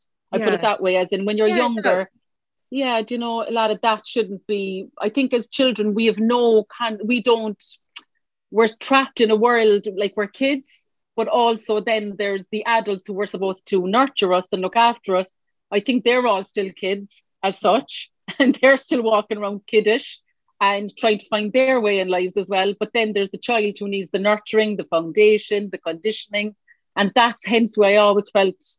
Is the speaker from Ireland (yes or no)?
yes; Cork, Munster, Ireland; I was born here in Cork, Erinville. Many will know, anyone from Cork listening, that's where I was born, in Erinville Hospital